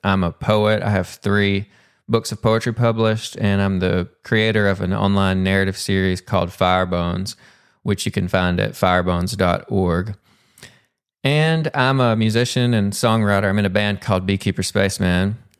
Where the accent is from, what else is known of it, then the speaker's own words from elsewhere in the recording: Pumpkin Bend, Arkansas, United States; accent: Southern; now in Dallas, United States; I'm originally from Pumpkin Bend, Arkansas. So even though I live in Dallas now, still got that Pumpkin Bend accent.